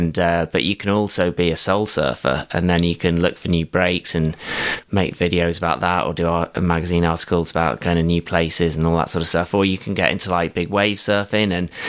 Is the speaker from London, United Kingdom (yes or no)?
no; South West England, United Kingdom; And I was from Somerset or, you know, various other places, but I'd never seen mountains like that before.